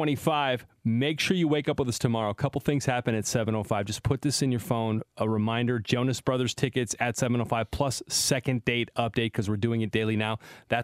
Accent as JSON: {"language": "English", "region": "California", "country": "United States", "tie": "born or raised there", "said": "I grew up in California"}